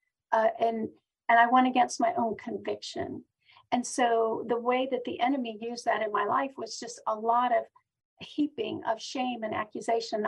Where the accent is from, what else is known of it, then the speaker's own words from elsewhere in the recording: Pennsylvania, United States; now in Knoxville, United States; I was born and raised in Pennsylvania.